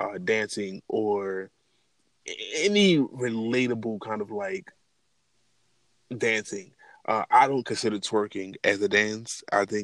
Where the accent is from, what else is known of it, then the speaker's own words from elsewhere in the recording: Baltimore, Maryland, United States; moved away as an adult; now in Atlanta, United States; I'm not originally from Atlanta, I'm actually from Baltimore. I moved to Atlanta to pursue and get my photography business off the floor and ground. And here I am, been here almost 3.5 years.